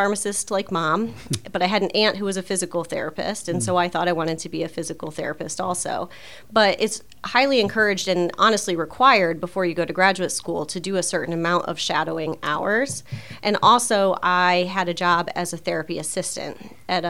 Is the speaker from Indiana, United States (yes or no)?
yes; Fort Wayne, Indiana, United States; also born or lived in Illinois; I grew up here in Fort Wayne